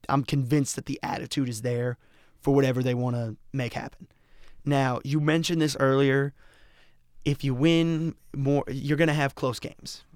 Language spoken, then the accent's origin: English; Colorado, United States; moved away; I'm from Colorado